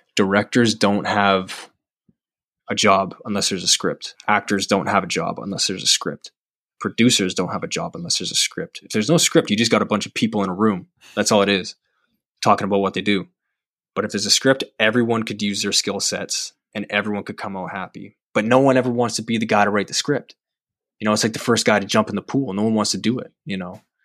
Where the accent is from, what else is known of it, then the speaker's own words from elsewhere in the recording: Calgary, Alberta, Canada; moved away as an adult; also born or lived in Vancouver; now in Toronto, Canada; I'm from, I'm from Calgary